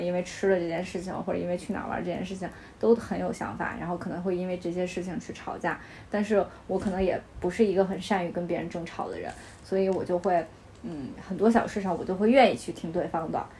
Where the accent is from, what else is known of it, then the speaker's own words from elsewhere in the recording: Beijing, China; also born or lived in Henan; 我祖籍，我祖籍是河南的，但是我两岁的时候来北京